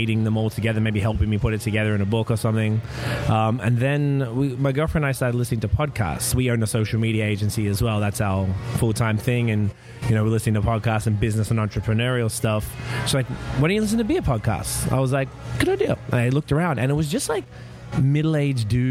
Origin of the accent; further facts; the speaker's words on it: Melbourne, Victoria, Australia; moved away as an adult; now in Canada; I am from Melbourne, Australia, as people could probably tell. I moved to Canada in September 2010